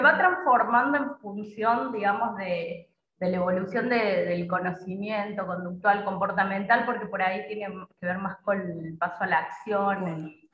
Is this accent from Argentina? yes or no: yes; Córdoba, Argentina; moved away as an adult; now in Paraguay; Yo soy de Córdoba